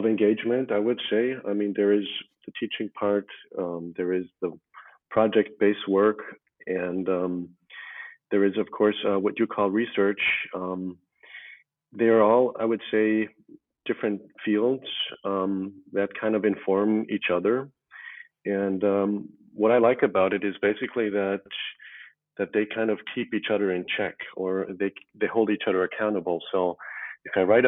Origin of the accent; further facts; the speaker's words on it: Tyrol, Austria; moved away as an adult; also born or lived in United States / Tokyo, Japan; now in Vienna, Austria; I was born in the U.S. To an Algerian father and an Austrian mother. And I was raised in Tirol, basically, from the age of 7.